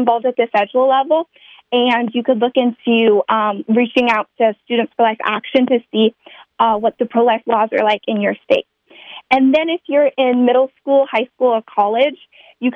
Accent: Kansas, United States; my home state of Kansas

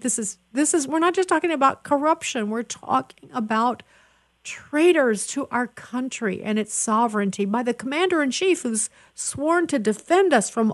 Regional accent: Chicago, Illinois, United States; I'm from Chicago

